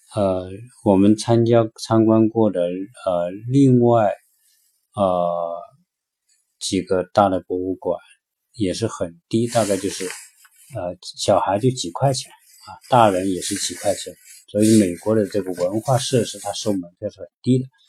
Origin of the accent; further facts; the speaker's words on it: China; 我们是从中国来的